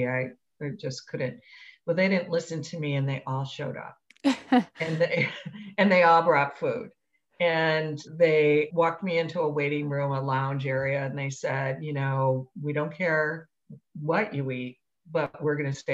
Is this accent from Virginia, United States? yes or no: no; Wisconsin, United States; now in Chicago, United States; I grew up in Wisconsin